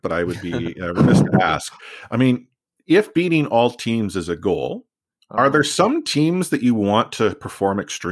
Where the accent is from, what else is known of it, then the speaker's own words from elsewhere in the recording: Vancouver, British Columbia, Canada; I was born here in Vancouver, grown up with Vancouver.